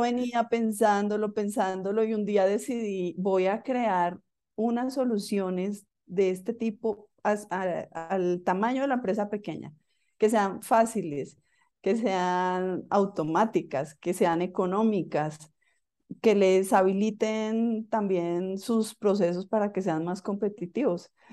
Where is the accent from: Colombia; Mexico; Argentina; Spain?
Colombia; Bogotá; yo soy colombiana, nací en Bogotá